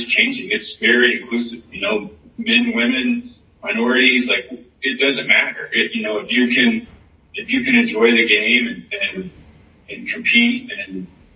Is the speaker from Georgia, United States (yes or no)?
yes; Atlanta, Georgia, United States; I'm from Atlanta, grew up in Atlanta, went to college in Atlanta